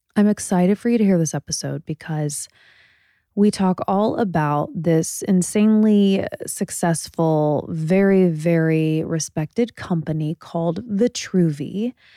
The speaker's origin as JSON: {"language": "English", "region": "Indiana", "country": "United States", "moved": "yes", "said": "I'm from Indiana"}